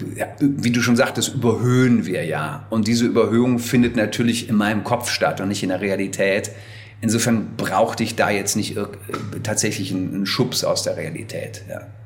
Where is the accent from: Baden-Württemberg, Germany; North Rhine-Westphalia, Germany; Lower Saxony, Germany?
North Rhine-Westphalia, Germany; Wuppertal; Ich war in der Heimatgemeinde bei uns in Wuppertal lange Messdiener, Ministrant